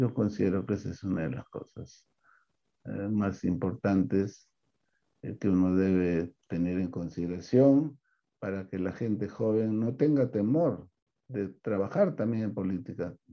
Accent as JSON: {"language": "Spanish", "country": "Peru", "said": "hemos trabajado pues como peruanos"}